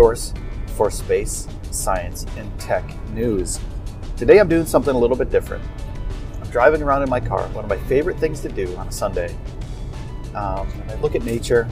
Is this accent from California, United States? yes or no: no; upstate New York, United States; moved away as an adult; also born or lived in Los Angeles; at 18 years old, I left my hometown and I traveled to Los Angeles. I did some skateboarding things there, and I'm from upstate New York